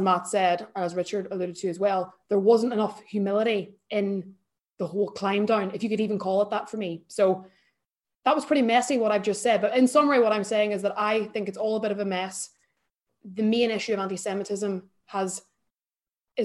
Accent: Ireland; now in United Kingdom; I'm Irish

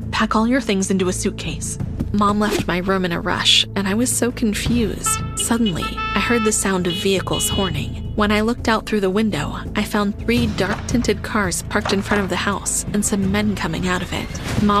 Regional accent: Australia; I'm from Australia.

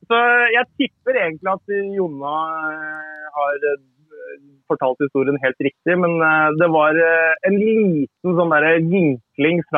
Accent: South Korea; now in Norway; Jeg er jo

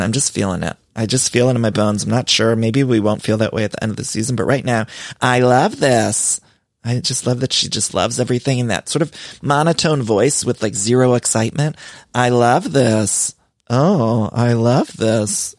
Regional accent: Canton, Ohio, United States; where I grew up in Canton, Ohio.

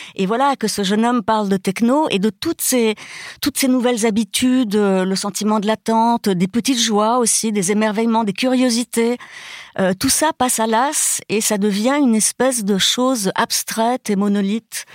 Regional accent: Brazil; moved away; je suis née au Brésil où tout le monde se touche tout le temps

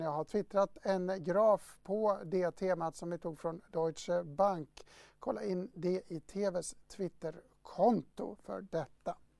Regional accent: Dalarna County, Sweden; Jag kommer själv från Dalarna

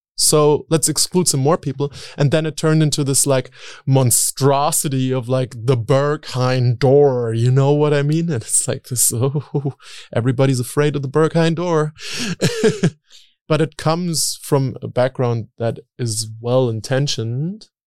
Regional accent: Berlin, Germany; I grew up in Berlin

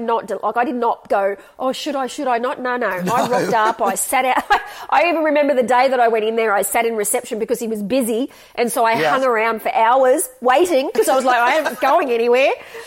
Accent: Gold Coast, Queensland, Australia; also born or lived in Sydney, New South Wales; we moved to Queensland and I went to school up there.

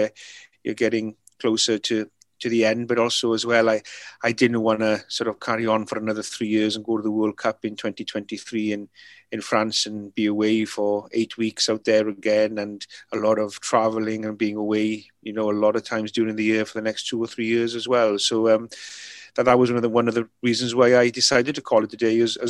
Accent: Mynyddcerrig, Wales, United Kingdom; first language Welsh; English is a second language; Welsh being my first language, you know, being brought up, you know, pretty much everybody in the village were fluent Welsh speaking

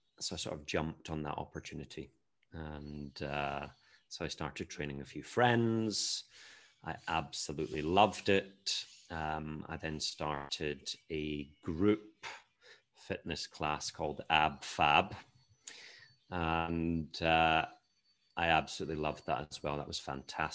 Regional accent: Edinburgh, Scotland, United Kingdom; moved away as an adult; also born or lived in Argentina; now in Barcelona, Spain; I am a Scottish-born personal trainer and sports nutrition specialist

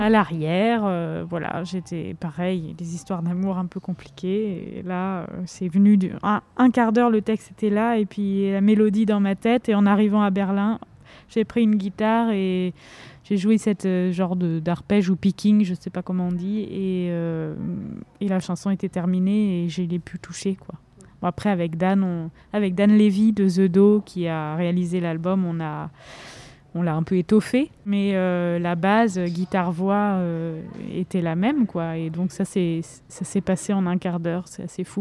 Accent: Nancy, Grand Est, France; also born or lived in Vosges; je suis née à Nancy

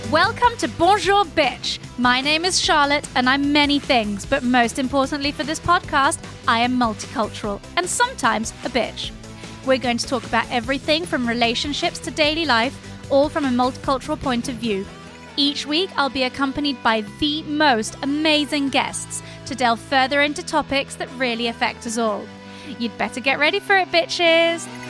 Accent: Geneva, Switzerland; now in London, United Kingdom; I'm half English, half French, but I was born and raised in Switzerland.

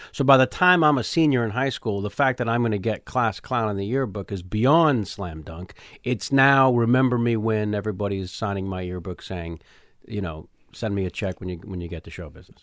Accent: San Jose, California, United States; also born or lived in San Francisco; I grew up, uh, I was born in the city. Uh, family moved to the promise of the suburbs of San Jose, an hour south

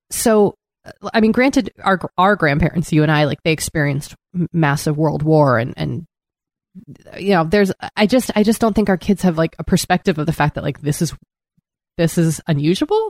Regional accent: East Coast, United States; now in Los Angeles, United States; growing up in the East Coast and that still lingers.

